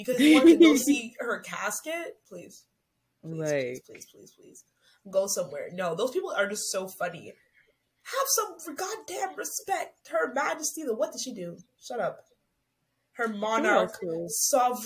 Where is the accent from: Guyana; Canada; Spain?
Canada; we're Canadian and we're in the Commonwealth